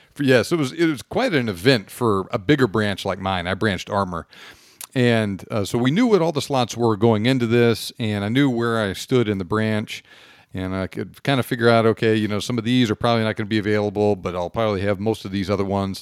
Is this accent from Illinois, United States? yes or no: no; Houston, Texas, United States; also born or lived in West Point, New York; now in East Texas, United States; I grew up down in the Houston area